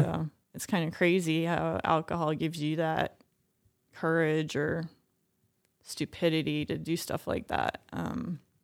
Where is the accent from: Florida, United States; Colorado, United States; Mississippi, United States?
Colorado, United States; Boulder; I grew up in Boulder